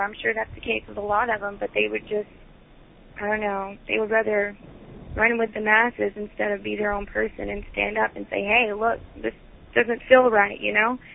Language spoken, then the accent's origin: English; Dallas, Texas, United States; moved away as an adult; now in Georgia, United States; I'm originally born and raised in Dallas, Texas.